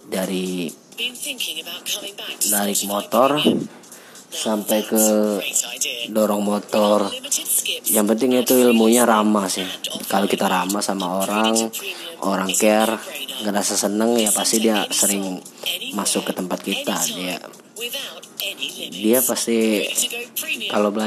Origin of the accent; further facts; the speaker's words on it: Palembang, South Sumatra, Indonesia; saya adalah seorang mahasiswa di salah satu universitas di kota saya kotanya kota Palembang